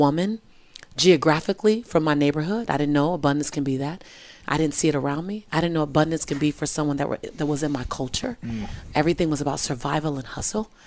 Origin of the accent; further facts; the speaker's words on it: Los Angeles, California, United States; I was born and raised in South Central